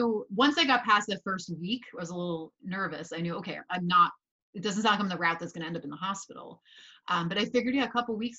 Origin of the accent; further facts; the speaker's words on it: Northern New Jersey, United States; I grew up in Northern New Jersey. So I feel like very typical Northern New Jersey experience